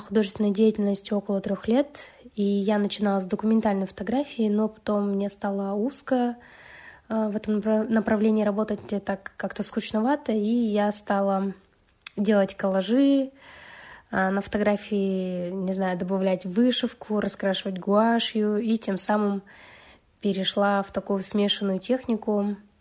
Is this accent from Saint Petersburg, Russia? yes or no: no; Yekaterinburg, Sverdlovsk Oblast, Russia; я художница из Екатеринбурга